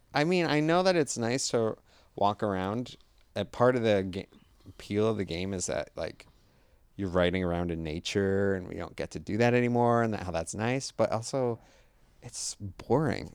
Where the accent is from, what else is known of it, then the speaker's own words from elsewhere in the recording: Rocky Hill, Connecticut, United States; now in Los Angeles, United States; I'm from Rocky Hill.